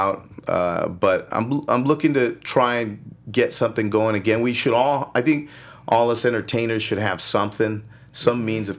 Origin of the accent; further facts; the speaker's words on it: California, United States; I grew up in Mount Washington, Eagle Rock area.